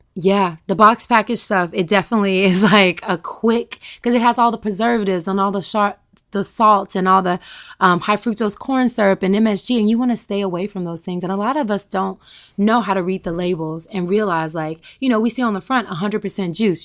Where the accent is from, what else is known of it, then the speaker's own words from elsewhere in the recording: Tennessee, United States; I'm a Southern girl. I'm from Tennessee